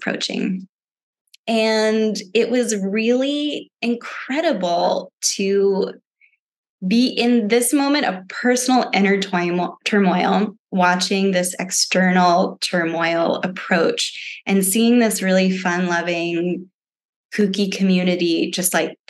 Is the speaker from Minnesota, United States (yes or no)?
no; Vermont, United States; moved away as an adult; also born or lived in Florida; I didn't grow up in Florida. I grew up in Vermont.